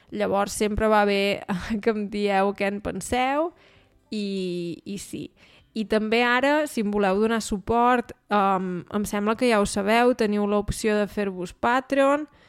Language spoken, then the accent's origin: Catalan; Osona, Catalonia, Spain; now in Germany; la meva comarca, que és la comarca d'Osona